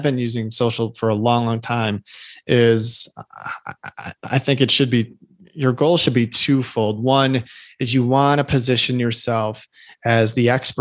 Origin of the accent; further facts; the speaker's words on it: Chicago, Illinois, United States; I'm from Chicago